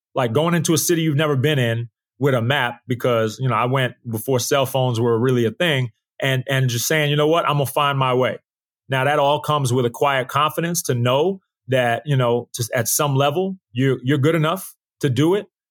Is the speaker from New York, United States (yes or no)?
yes; Uniondale, New York, United States; also born or lived in Queens, New York; I was in the suburb of, of New York. It's called, it was called Uniondale